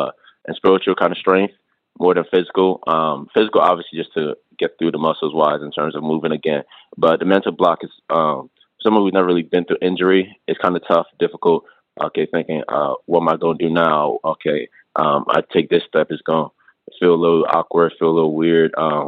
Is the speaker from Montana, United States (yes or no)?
no; Minnesota, United States; also born or lived in Accra, Ghana / Attleboro, United States / Snellville, United States / Bronx, United States; I was born in Accra, Ghana. I moved to the U.S. when I was about four. I first moved to Minnesota, where I live with my uncle, my mom, and my sister.